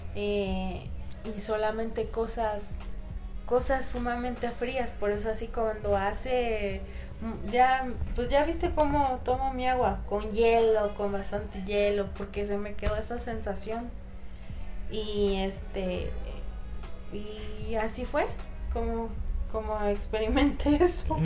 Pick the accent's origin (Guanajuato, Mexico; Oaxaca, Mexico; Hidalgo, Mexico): Oaxaca, Mexico